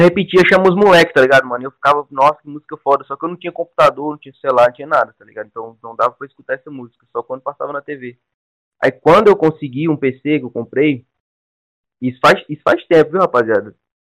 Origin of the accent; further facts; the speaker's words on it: Ceará, Brazil; also born or lived in São Paulo; eu moro no Ceará, tá ligado? Eu vim de São Paulo com 10 anos, moro no Ceará, no interior.